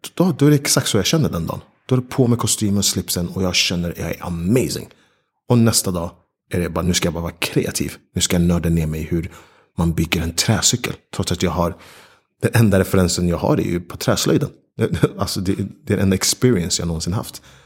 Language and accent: Swedish; Stockholm, Stockholm County, Sweden; moved away as an adult; also born or lived in New York / London; när jag sen även flyttade hem till Stockholm